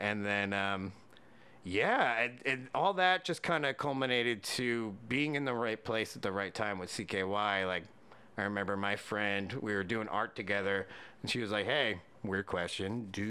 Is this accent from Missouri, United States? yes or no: no; Pennsylvania, United States; Yeah. Yeah. I grew up in Bucks County.